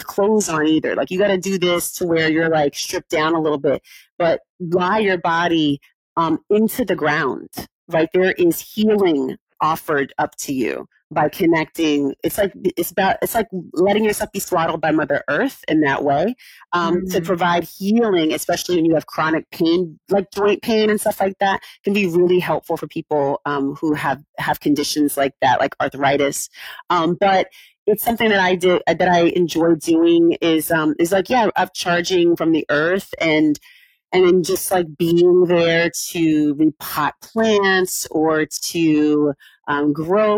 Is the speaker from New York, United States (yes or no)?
no; California, United States; I grew up in California